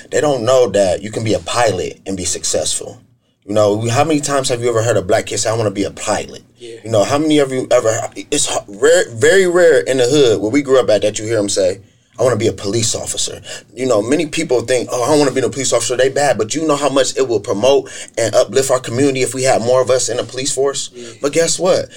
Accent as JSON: {"language": "English", "town": "Akron", "region": "Ohio", "country": "United States", "tie": "born or raised there", "said": "I'm from Akron east side of Akron specifically. I grew up in the inner city in the Joy Park area and also in the Goodyear Heights area"}